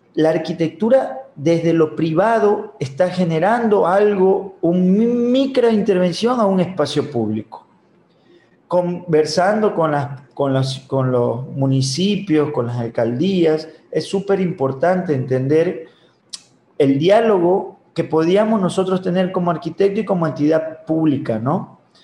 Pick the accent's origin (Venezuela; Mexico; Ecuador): Ecuador; Babahoyo, Los Ríos; yo soy de Babahoyo